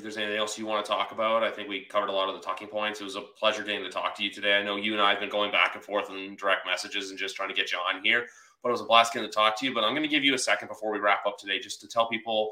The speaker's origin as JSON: {"language": "English", "country": "Canada", "said": "we're both Canadian on the podcast, both Canadians"}